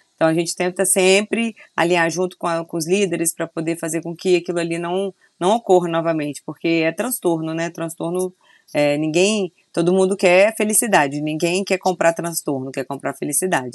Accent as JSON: {"language": "Portuguese", "town": "Vila Velha", "region": "Espírito Santo", "country": "Brazil", "also_born_or_lived": "Rio de Janeiro", "said": "eu sou de Vitória, Espírito Santo, Vila Velha, né? Eu falo Vitória porque é mais conhecido, mas Vila Velha."}